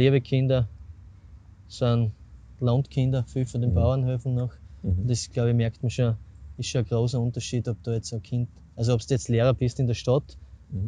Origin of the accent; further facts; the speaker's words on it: Semriach, Styria, Austria; mit Semriach, mit meinem Heimatort